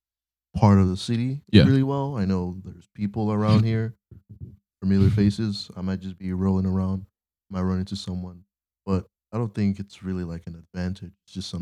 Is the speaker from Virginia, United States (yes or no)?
no; Mayfield, Ohio, United States; I grew up in Mayfield